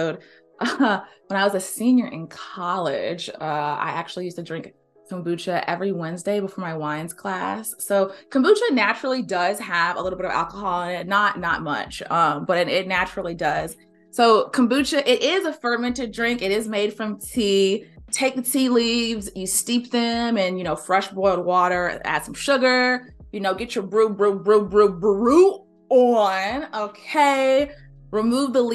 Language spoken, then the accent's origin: English; the South, United States; I'm from the South, you know, born and raised